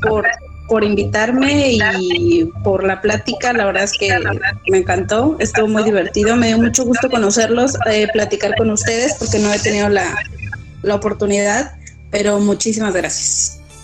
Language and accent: Spanish; Tabasco, Mexico; now in Puerto Vallarta, Mexico; de donde yo soy, que es Tabasco